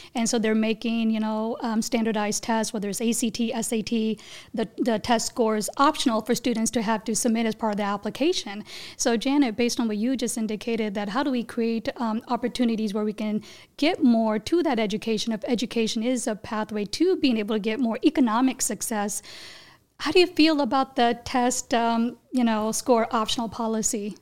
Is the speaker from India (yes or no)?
yes; India; I was born in India